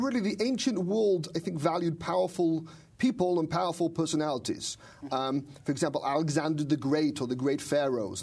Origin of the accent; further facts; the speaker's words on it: Manchester, North West England, United Kingdom; moved away as an adult; also born or lived in Israel; I'm from Manchester, England, and uh, uh, growing up in Manchester